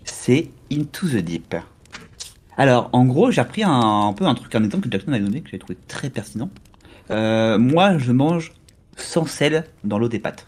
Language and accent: French; Normandy, France; je suis normand, donc je suis près de la mer.